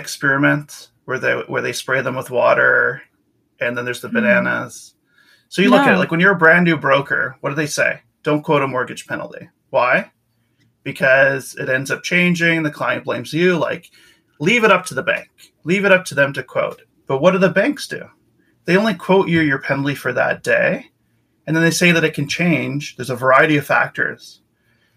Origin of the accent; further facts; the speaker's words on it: Winnipeg, Manitoba, Canada; moved away as an adult; also born or lived in Victoria, British Columbia; now in Vancouver, Canada; I'm from Winnipeg originally. I moved out to Victoria, BC in 2005 with the Navy